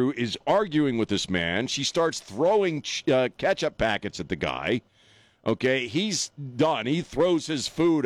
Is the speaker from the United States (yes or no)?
yes; Washington, District of Columbia, United States; D.C., which is, you know, kind of my hometown